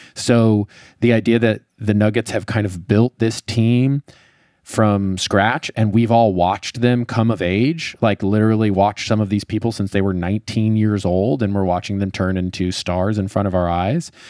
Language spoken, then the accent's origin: English; Colorado, United States; I grew up in Colorado